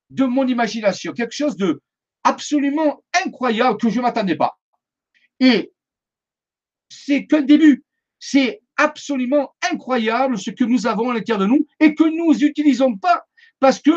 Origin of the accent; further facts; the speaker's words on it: Marseille, Provence-Alpes-Côte d'Azur, France; born there; now in Saint-Maximin-la-Sainte-Baume, France; je suis resté dans le sud de la France parce que je suis né à Marseille, ça doit s'entendre. Donc, je suis resté dans le sud de la France et je suis venu m'établir à Saint-Maximin à Sainte-Baume.